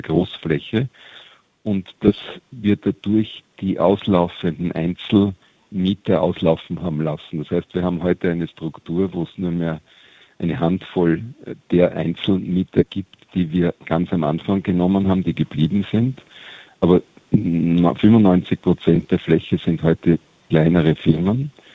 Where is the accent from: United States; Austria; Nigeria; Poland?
Austria; wir als Österreicher